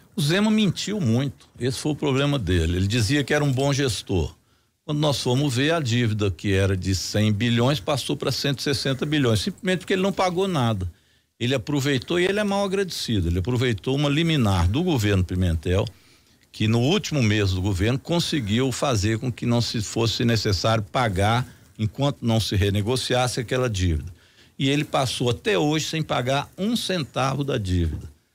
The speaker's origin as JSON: {"language": "Portuguese", "town": "Belo Horizonte", "region": "Minas Gerais", "country": "Brazil", "tie": "born or raised there", "said": "Eu, como sou nascido em Belo Horizonte, conheço aqui bem, fui vereador 10 anos"}